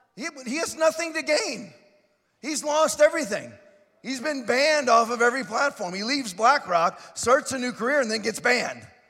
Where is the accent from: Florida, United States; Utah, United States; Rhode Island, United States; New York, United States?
Florida, United States; I'm from Florida. I say ain't, and I ain't changing that I say ain't.